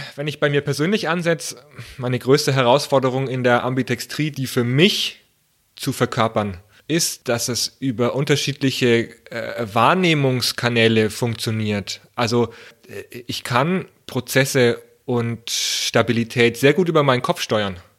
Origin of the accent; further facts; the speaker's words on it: Germany; bei uns in Deutschland, naja, ich sage es mal, bei uns in Deutschland